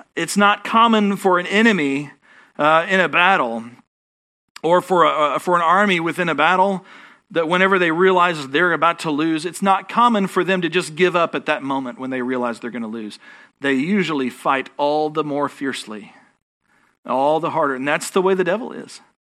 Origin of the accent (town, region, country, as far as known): Texas, United States